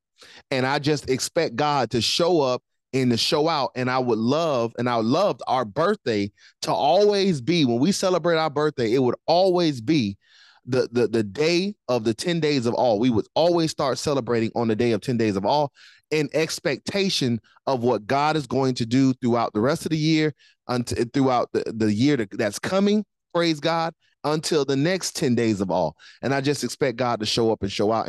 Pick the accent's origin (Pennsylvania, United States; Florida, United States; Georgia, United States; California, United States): Florida, United States; Miami; now in Jacksonville, United States; I'm from Miami